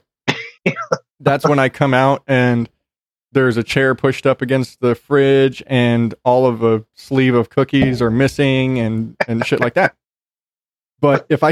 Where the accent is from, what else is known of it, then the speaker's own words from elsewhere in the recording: Phoenix, Arizona, United States; also born or lived in Corpus Christi, Texas; I grew up primarily in Phoenix and in Corpus Christi and in city life